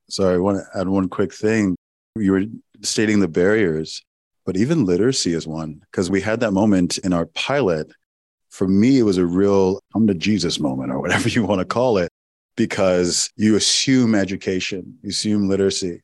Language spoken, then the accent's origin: English; Owerri, Imo, Nigeria; my my hometown in Owerri, Nigeria